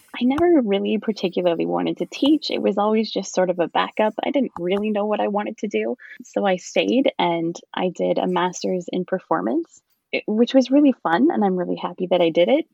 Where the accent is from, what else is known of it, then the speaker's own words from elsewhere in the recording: Picton, Ontario, Canada; moved away as an adult; also born or lived in London, Ontario / Kingston, Ontario; I'm actually from the Picton area. I grew up in Picton